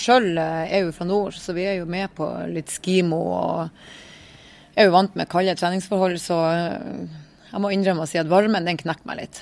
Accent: Northern Norway, Norway; Vi er tre stykker fra Nord-Norge

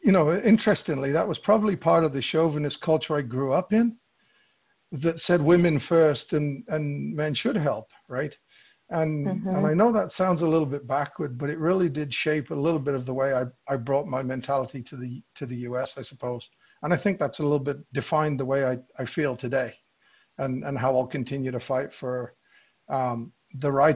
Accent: England, United Kingdom; moved away; I grew up in England

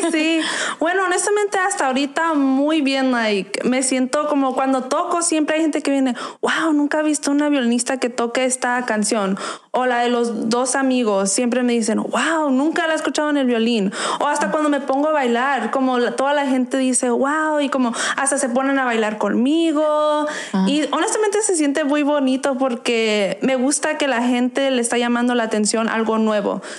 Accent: Arizona, United States; also born or lived in Nogales, Sonora, Mexico; yo nací en Nogales, pero yo crecí aquí en Arizona desde chiquita, pues me trajeron para acá

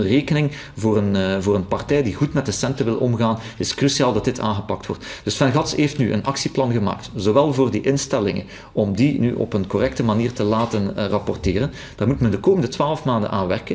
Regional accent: Flanders, Belgium; we zien dat als Vlamingen

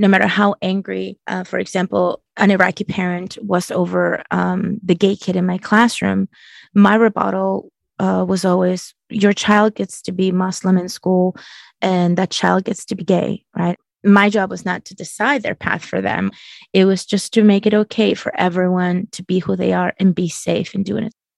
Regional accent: Chile; moved away; I'm from Chile and it was very different. My culture was um, very opposed to LGBT issues

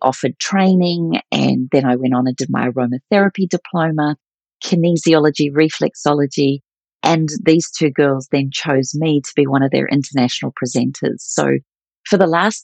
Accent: New Zealand; moved away as an adult; also born or lived in Melbourne, Australia; when I moved to Melbourne from New Zealand, I moved to Australia at the age of 19

